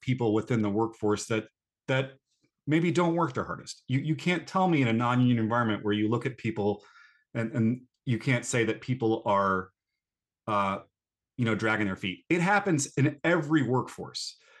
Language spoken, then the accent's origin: English; North Carolina, United States; born or raised there; moved away